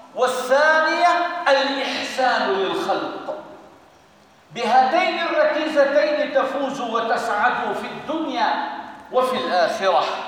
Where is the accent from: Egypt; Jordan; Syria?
Syria; بلدنا سوريا